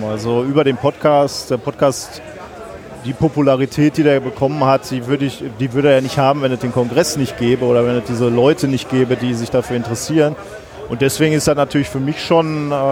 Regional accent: North Rhine-Westphalia, Germany; komm aus dem Ruhrgebiet

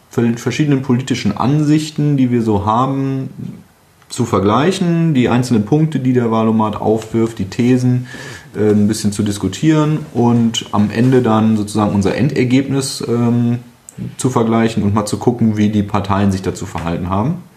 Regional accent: North Rhine-Westphalia, Germany; Ich komme aus dem Ruhrgebiet, bleiben wir erstmal dabei

